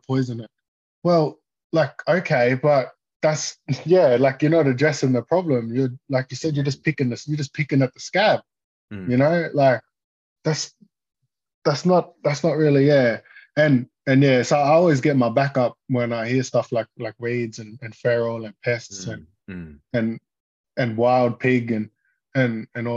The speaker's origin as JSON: {"language": "English", "town": "Toowoomba", "region": "Queensland", "country": "Australia", "said": "I'm from Toowoomba"}